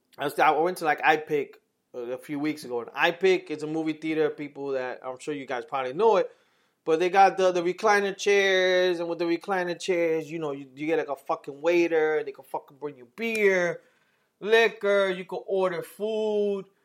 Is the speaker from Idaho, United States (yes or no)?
no; New York City, New York, United States; growing up in New York